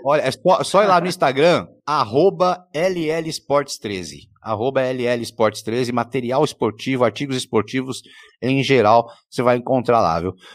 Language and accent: Portuguese; Jaú, São Paulo, Brazil; eu sou de Jaú